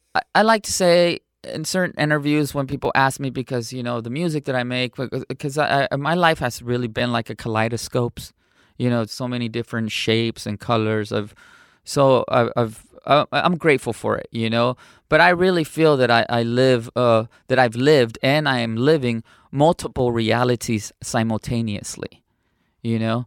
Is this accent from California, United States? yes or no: yes; San Diego, California, United States; also born or lived in Cotija, Michoacán, Mexico; I was raised in San Diego, California